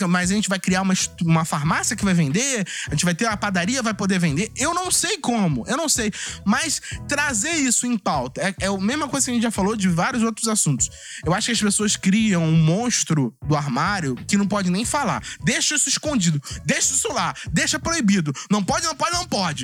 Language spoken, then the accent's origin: Portuguese; Brazil; a gente é brasileiro